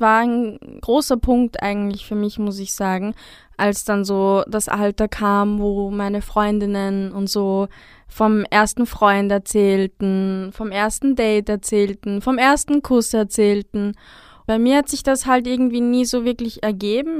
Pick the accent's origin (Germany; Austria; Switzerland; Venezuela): Austria; Upper Austria; moved away; also born or lived in Vienna; aufgewachsen in Oberösterreich, gemeinsam mit meiner Familie